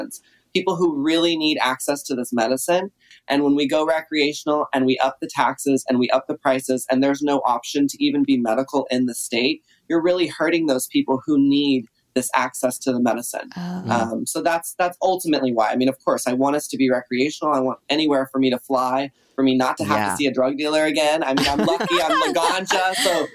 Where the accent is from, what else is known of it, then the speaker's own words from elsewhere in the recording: Texas, United States; I grew up in Texas